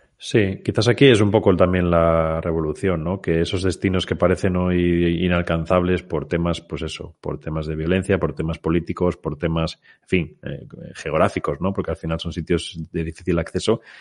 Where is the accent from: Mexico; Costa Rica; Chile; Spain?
Spain